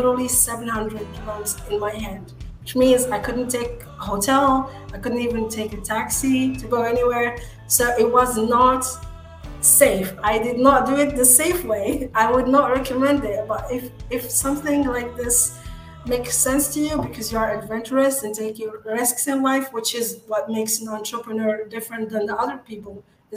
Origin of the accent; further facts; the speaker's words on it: Agadir, Souss-Massa, Morocco; now in Dubai, United Arab Emirates; So I'm Moroccan. I'm from Morocco, and I was born in a small city called Agadir